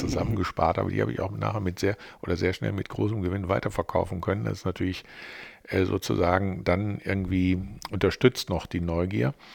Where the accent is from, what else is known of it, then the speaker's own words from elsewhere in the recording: North Rhine-Westphalia, Germany; moved away as an adult; now in Düsseldorf, Germany; eigentlich bin ich ja äh, äh Rheinländer mit westfälischen Wurzeln, weil ich ja mit, äh, wie alt war ich denn da, weiß ich nicht, 26, 27 hierher gekommen bin aus Westfalen